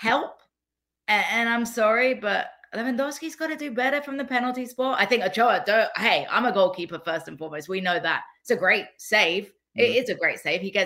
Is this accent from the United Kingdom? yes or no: yes; England, United Kingdom; I'm from England.